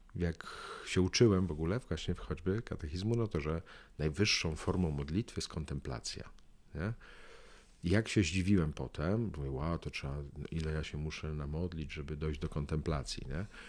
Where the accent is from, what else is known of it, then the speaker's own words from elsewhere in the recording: Łódź, Łódź Voivodeship, Poland; ja z Łodzi